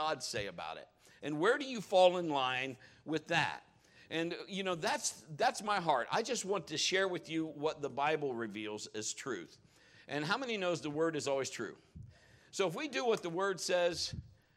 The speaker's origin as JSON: {"language": "English", "town": "Marion", "region": "Ohio", "country": "United States", "tie": "born or raised there"}